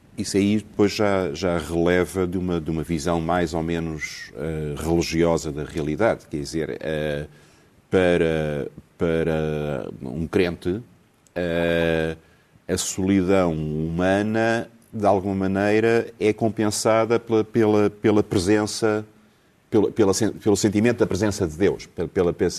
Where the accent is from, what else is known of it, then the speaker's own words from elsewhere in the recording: Lisbon, Portugal; eu nasci em Alfama